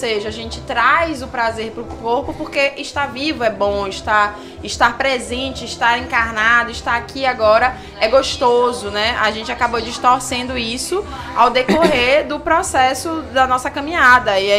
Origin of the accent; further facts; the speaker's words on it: Salvador, Bahia, Brazil; now in Brasília, Brazil; Eu sou daqui de Salvador, mas eu moro em Brasília e eu vou pra cá cada dois meses atender.